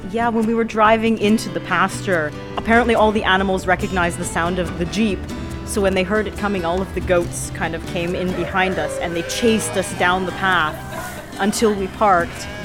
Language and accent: English; Canada; now in Idrija, Slovenia; we're both from Canada. I was born there, but my mom actually moved from Slovenia to Canada when she was three years old, lived there for most of her life, and then we ended up coming back